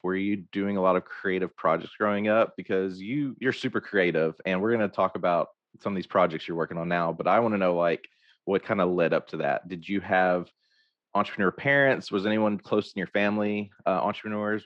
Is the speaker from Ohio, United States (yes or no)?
no; Hope, Arkansas, United States; I grew up in Hope